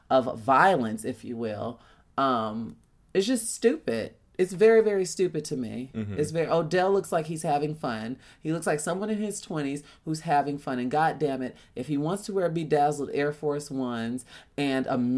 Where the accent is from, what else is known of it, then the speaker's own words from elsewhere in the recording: Chicago, Illinois, United States; with me growing up in Chicago, I wasn't bullied per se